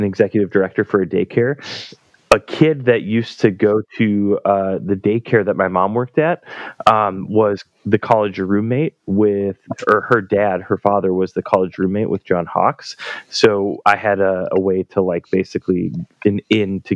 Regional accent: Alexandria, Minnesota, United States; my hometown of Alexandria, Minnesota

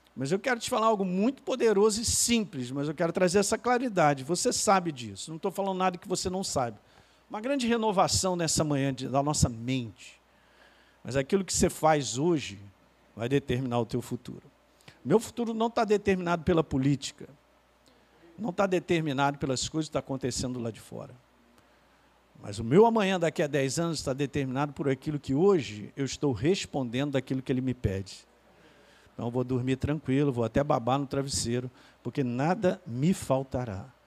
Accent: Minas Gerais, Brazil; Eu sou mineiro

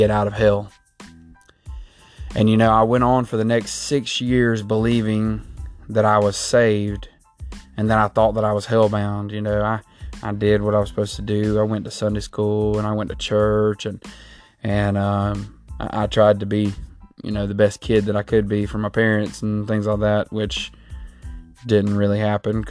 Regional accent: Southeast Georgia, United States; I was raised in Southeast Georgia. I've been here most all my life

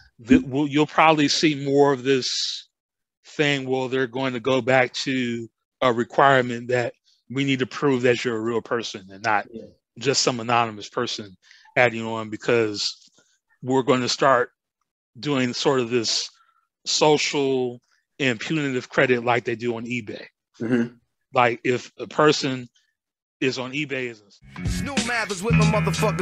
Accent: South Bend, Indiana, United States; I'm originally from Indiana, India, South Bend, Indiana

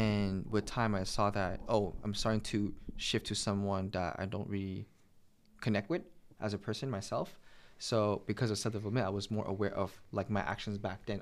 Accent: Montreal, Quebec, Canada; I'm from Montreal. I was born and raised in Montreal

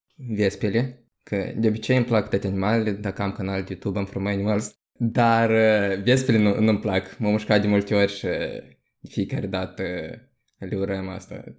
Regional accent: Moldova; moved away as an adult; also born or lived in Portugal; now in Denmark; Până acum am locuit în Moldova în mare parte, doar că m-am născut în Portugalia și primii mei doi ani din viață am trăit acolo

